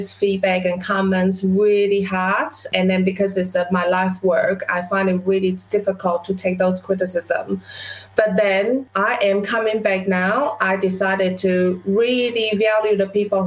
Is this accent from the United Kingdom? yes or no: no; Taiwan; now in New Zealand; as a child growing up in Taiwan in a small village, I would never imagine that I would be sitting in New Zealand running my own business for the past 13 years